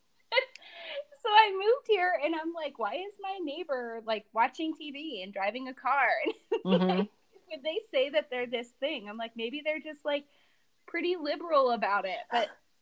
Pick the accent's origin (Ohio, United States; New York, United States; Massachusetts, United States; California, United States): Ohio, United States; moved away as an adult; now in Utah, United States; That's where I'm from, Ohio